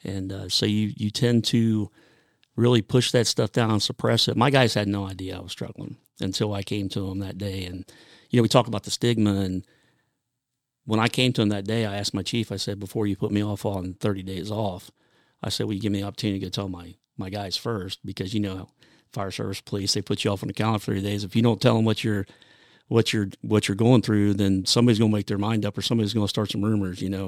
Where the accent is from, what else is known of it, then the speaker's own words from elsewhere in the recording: Grove City, Ohio, United States; I grew up in Grove City, Ohio